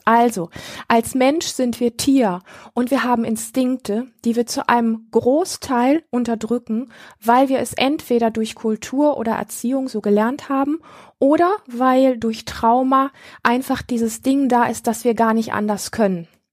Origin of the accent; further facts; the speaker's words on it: Germany; hier bei uns in Deutschland